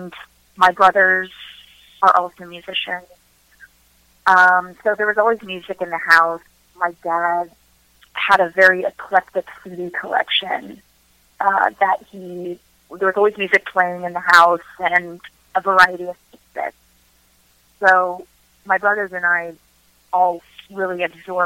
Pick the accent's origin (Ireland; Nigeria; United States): United States; Northern Virginia; also born or lived in Washington, D.C. / Seoul, South Korea / Wyoming; now in Maryland, United States; I grew up in Northern Virginia. I've also lived in D.C. for 5 or 6 years, and now I'm in Maryland